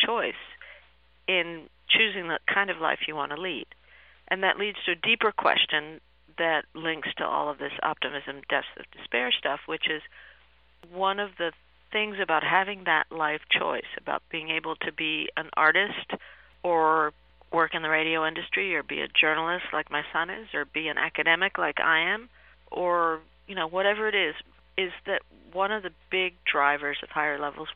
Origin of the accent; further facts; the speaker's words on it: Peru; I was born in Peru